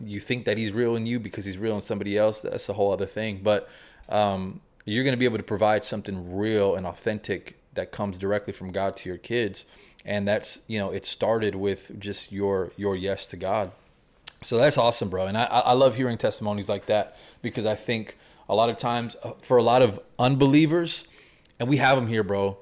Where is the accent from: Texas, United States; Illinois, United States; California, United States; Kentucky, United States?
Texas, United States; Houston; born or raised there